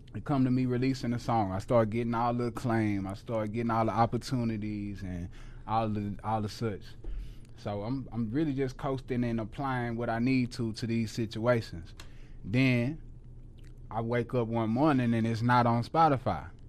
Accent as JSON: {"language": "English", "town": "Houston", "region": "Texas", "country": "United States", "tie": "born or raised there", "moved": "as an adult", "lives_now": "Dallas, United States", "said": "I had never lived nowhere outside of Houston"}